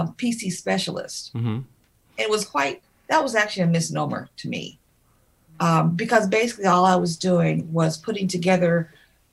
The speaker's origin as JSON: {"language": "English", "town": "Cleveland", "region": "Ohio", "country": "United States", "moved": "yes", "said": "I'm originally from Cleveland, Ohio."}